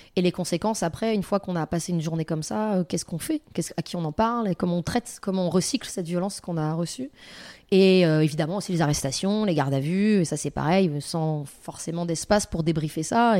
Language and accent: French; France; j'ai grandi en France, dans un pays occidental